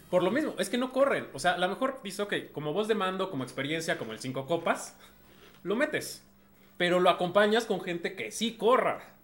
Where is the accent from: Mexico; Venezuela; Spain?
Mexico; como mexicano